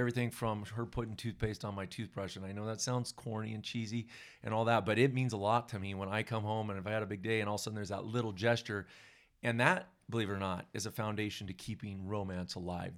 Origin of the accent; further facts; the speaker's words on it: Southern California, United States; now in Bend, Oregon, United States; Janice and I both grew up in Southern California